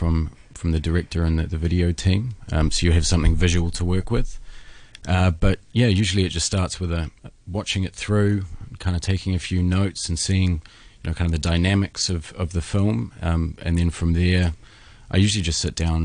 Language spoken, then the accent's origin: English; New Zealand; I'm from New Zealand, where it's considerably smaller.